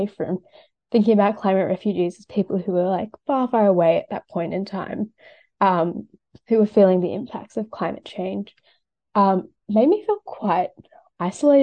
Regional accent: Sydney, New South Wales, Australia; I grew up in Western Sydney

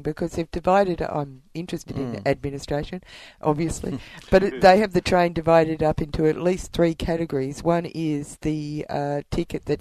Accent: Warrnambool, Victoria, Australia; I was brought up in Warrnambool

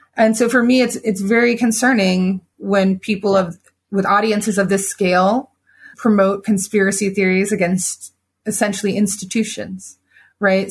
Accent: United States; I'm very American in that way

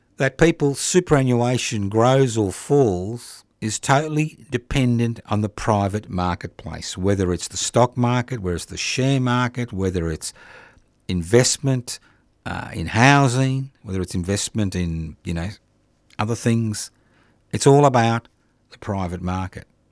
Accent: Australia; being an Australian

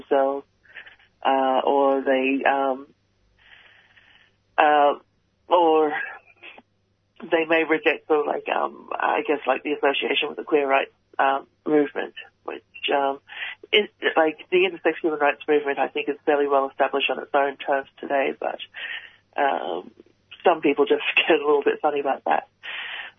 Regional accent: Canberra, Australian Capital Territory, Australia; I was born in Canberra with an intersex variation.

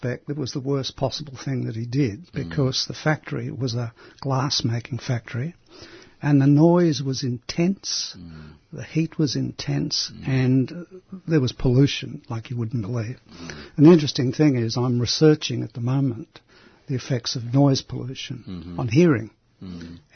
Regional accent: Sydney, New South Wales, Australia; first language Greek; English is a second language; also born or lived in Brisbane, Australia; I went to Crown Street Primary School in Sydney

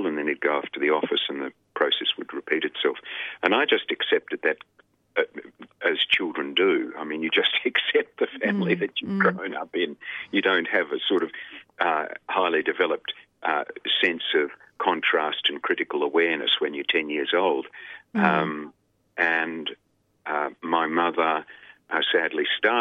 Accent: Melbourne, Victoria, Australia; also born or lived in Sydney; now in Melbourne, Australia; where I grew up was in Melbourne. I was born in a hospital in Richmond that no longer exists, I think. And I grew up in Melbourne.

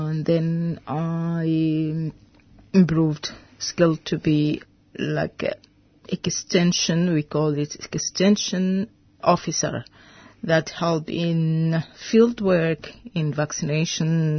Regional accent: Khartoum, Sudan; English is a second language; moved away as an adult; now in Australia; I'm from North Sudan, Khartoum

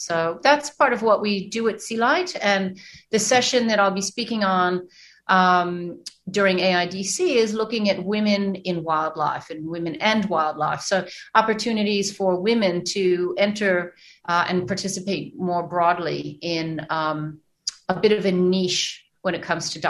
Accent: New York, United States; now in Australia; And I did grow up in New York, but I have been able to travel an awful lot

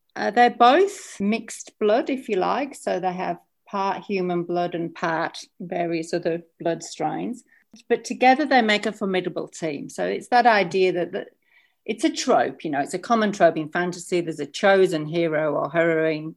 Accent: England, United Kingdom; now in Australia; I'm English by birth

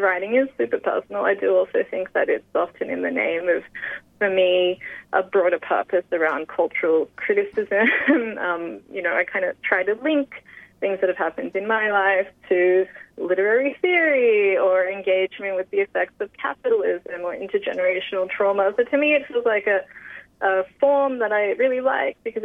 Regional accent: Sydney, New South Wales, Australia; I was born in Western Sydney on Darug land

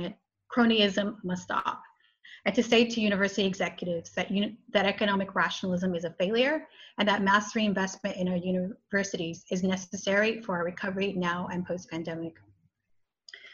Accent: United States; moved away; I'm Mexican American

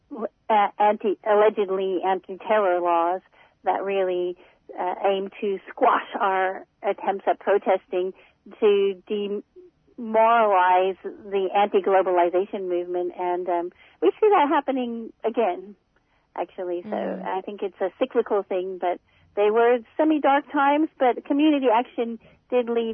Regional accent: United States; also born or lived in Brisbane, Australia; now in Australia; I'm American. I'm a migrant here, and I'm very grateful to be living on this ancient continent

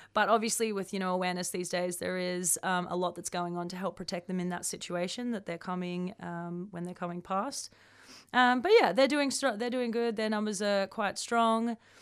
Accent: Melbourne, Victoria, Australia; moved away; come home to Melbourne, my home state of Victoria

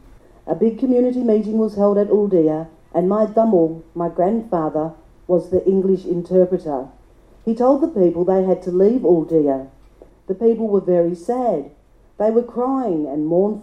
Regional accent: Maralinga, South Australia, Australia; also born or lived in Ooldea; my traditional homelands

